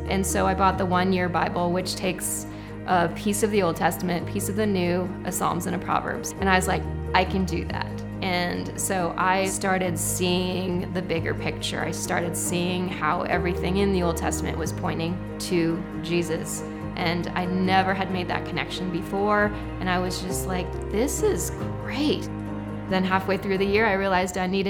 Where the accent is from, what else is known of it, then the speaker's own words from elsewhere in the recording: Boulder, Colorado, United States; I was born in Boulder, Colorado